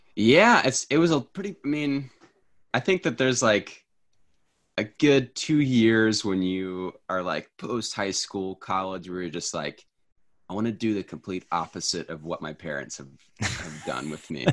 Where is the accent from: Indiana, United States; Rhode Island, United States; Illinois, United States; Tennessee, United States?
Tennessee, United States; also born or lived in New York; now in Washington, United States; I am from Tennessee originally, and I currently live in Washington